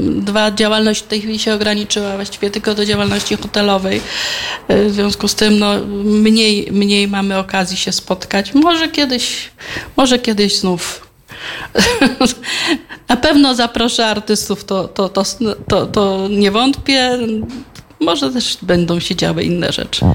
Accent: Dębica, Subcarpathian Voivodeship, Poland; also born or lived in Kraków; było to moje miasto, jest to moje miasto, tu stąd pochodzą

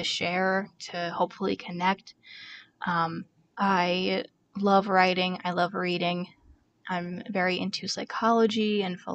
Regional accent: Toms River, New Jersey, United States; moved away as an adult; also born or lived in Bushkill, Pennsylvania / near Easton, Pennsylvania; now in Easton, United States; I grew up in Ocean County, New Jersey, in Toms River

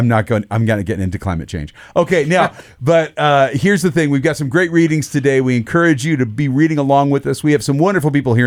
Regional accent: Idaho, United States; growing up in Idaho

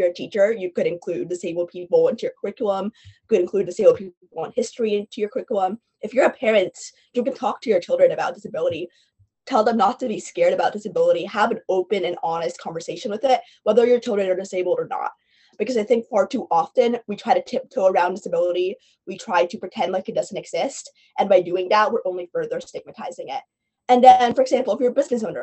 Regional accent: New York City, New York, United States; I'm from New York City

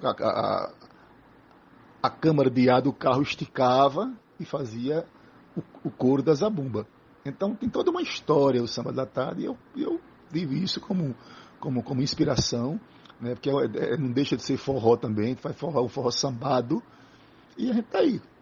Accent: Tacaratu, Pernambuco, Brazil; also born or lived in Floresta, Pernambuco; eu nasci em Floresta do Navio, que é um, uma cidade altamente artística, cheia de artistas, de um casario lindo, de, uma influência das pegas de, de bois, do vaqueiro, e fui adotado por Tacaratu

